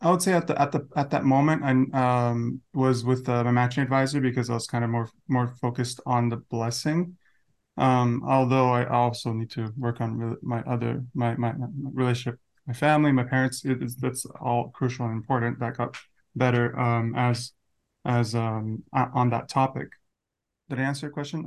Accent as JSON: {"language": "English", "town": "Las Vegas", "region": "Nevada", "country": "United States", "said": "from, uh, Las Vegas, twenty-nine."}